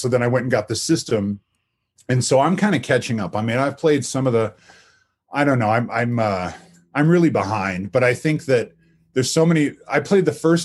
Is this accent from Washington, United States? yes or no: yes; Lake Stevens, Washington, United States; also born or lived in Everett, Washington; I'm from Lake Stevens, Washington, but I was born in a town called Everett